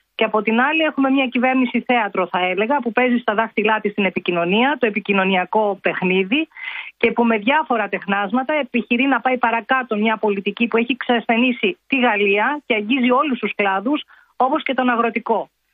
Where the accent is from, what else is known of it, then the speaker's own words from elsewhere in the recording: Greece; now in France; είμαι από την Ελλάδα